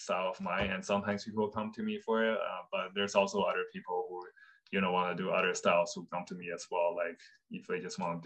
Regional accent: Fuzhou, Fujian, China; my hometown in China, Fuzhou

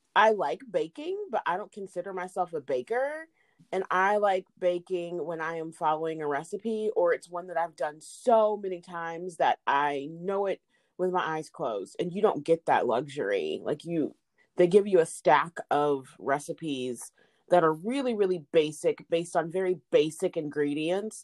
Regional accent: Indianapolis, Indiana, United States; also born or lived in Chattanooga, Tennessee / Kokomo, Indiana; I am a Hoosier because I grew up here.

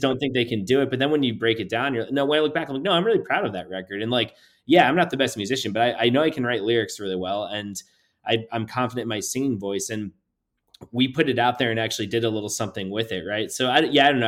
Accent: New Port Richey, Florida, United States; I grew up in Newport Richey, Florida

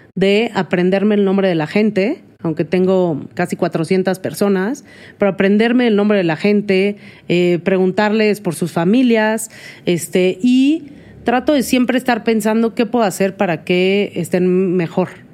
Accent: Mexico; soy mexicana y es parte de mi cultura

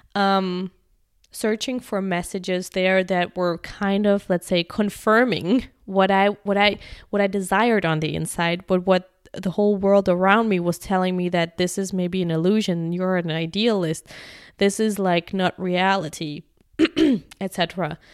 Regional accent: Germany; moved away; I'm from Germany

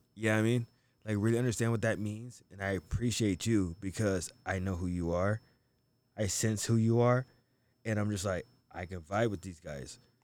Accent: United States; I'm not African, I'm from America

